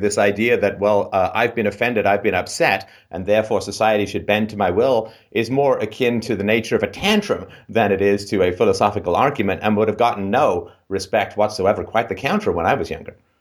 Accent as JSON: {"language": "English", "region": "England", "country": "United Kingdom", "tie": "born or raised there", "moved": "yes", "said": "growing up in England"}